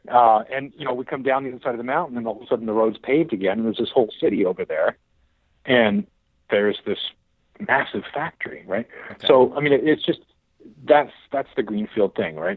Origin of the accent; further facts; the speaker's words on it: Ottawa, Ontario, Canada; I grew up in Ottawa, actually, okay. the nation's capital